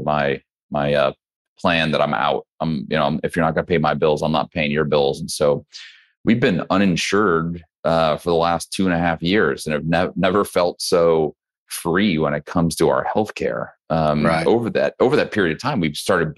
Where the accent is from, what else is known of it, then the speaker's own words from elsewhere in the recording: Midwest, United States; moved away as an adult; now in Texas, United States; I'm originally from the Midwest kid. So did not grow up in Texas